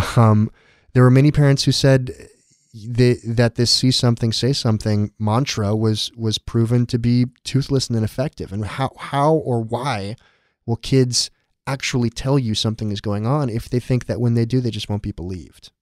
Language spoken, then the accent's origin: English; San Diego, California, United States; I grew up in San Diego.